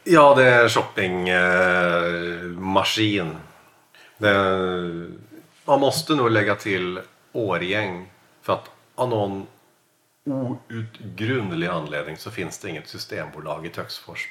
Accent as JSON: {"language": "Swedish", "region": "Southern Norway", "country": "Norway", "second_language": "Swedish", "moved": "yes", "lives_now": "Stockholm, Sweden", "said": "Jag är norsk, eller jag är norsk"}